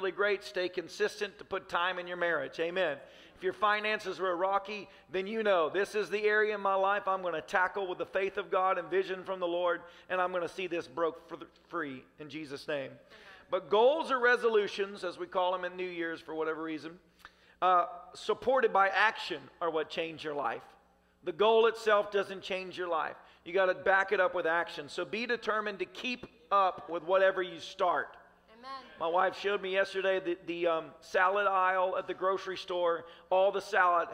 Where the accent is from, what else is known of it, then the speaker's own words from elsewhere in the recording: Tennessee, United States; I grew up in Tennessee